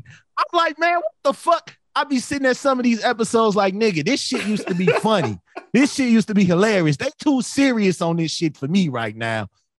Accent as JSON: {"language": "English", "town": "Chicago", "region": "Illinois", "country": "United States", "tie": "born or raised there", "said": "He made Chicago proud, man. That's my hometown."}